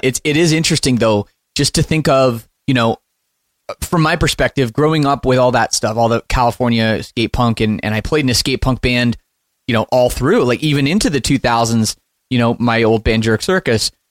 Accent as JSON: {"language": "English", "town": "Oakville", "region": "Ontario", "country": "Canada", "tie": "born or raised there", "said": "growing up a, a punk rock kid in you know the western west side of Toronto in Oakville"}